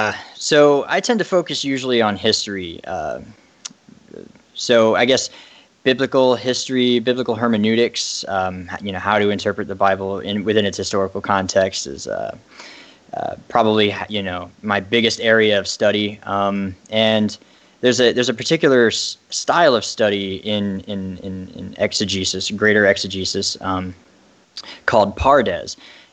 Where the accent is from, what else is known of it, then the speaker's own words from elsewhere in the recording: Ireland; I am Irish, if you couldn't tell. I was raised Catholic and eventually went to more towards like agnostic atheism, more or less.